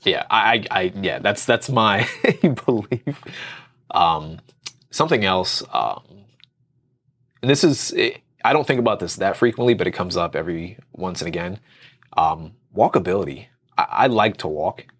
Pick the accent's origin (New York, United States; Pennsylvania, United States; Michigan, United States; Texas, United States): Pennsylvania, United States; moved away as an adult; now in Virginia, United States; I'm from Pennsylvania